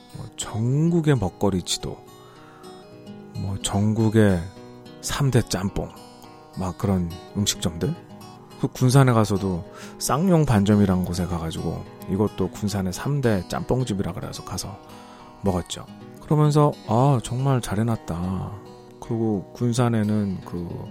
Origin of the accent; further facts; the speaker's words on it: Seoul, South Korea; moved away; 저는 원래 완전히 서울 사람인데